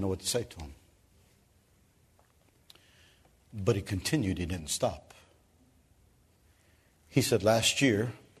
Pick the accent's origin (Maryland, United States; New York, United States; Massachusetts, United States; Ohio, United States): Ohio, United States; Cleveland; moved away as an adult; now in Kenya; I came from Cleveland, Ohio